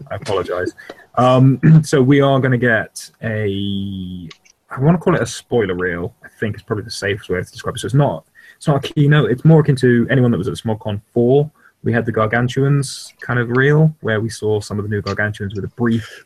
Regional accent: United Kingdom; we're British, not American

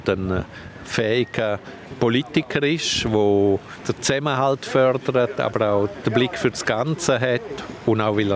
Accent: Grisons, Switzerland; dann würde ich als Bündner der Bündner SPler wählen

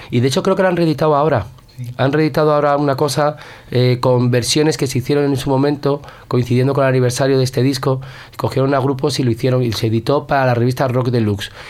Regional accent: San Sebastián, Basque Country, Spain; Soy de Donostiarra, porque en Donostia hay mucha, mucha clase.

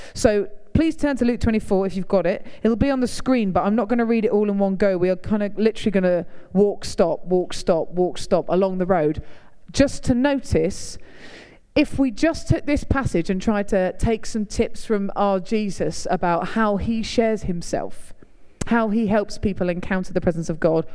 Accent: Hertfordshire, East of England, United Kingdom; now in York, United Kingdom; I'm from Hertfordshire, live in York, travel all over.

